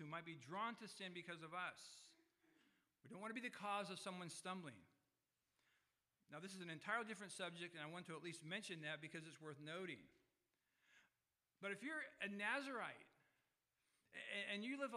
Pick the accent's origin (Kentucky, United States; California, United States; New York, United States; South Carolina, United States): California, United States; I was born in California